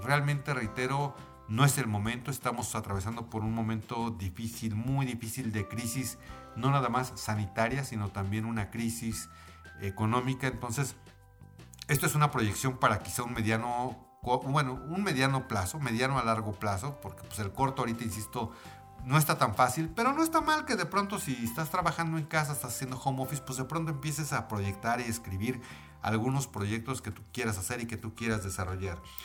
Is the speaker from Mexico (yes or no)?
yes; Mexico City, Mexico; en mi país, que es México, en la Ciudad de México